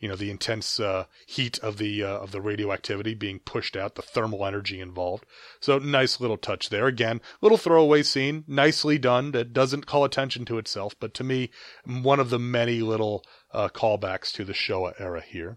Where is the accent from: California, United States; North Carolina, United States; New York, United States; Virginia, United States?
New York, United States; growing up in New York like I did